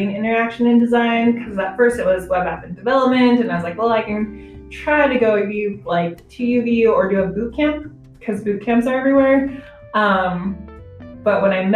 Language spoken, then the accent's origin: English; Provo, Utah, United States; I'm from Utah. I was born in Provo, raised in Provo